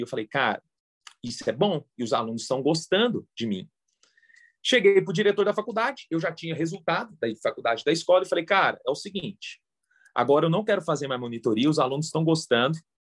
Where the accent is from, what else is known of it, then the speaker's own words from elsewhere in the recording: Goiânia, Goiás, Brazil; moved away as an adult; also born or lived in Brasília; eu sou de Goiânia e passei em Brasília